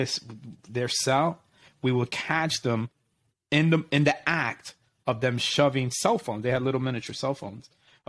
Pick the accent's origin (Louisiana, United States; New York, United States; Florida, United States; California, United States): New York, United States; my parents are from Puerto Rico, but you know, I grew up in New York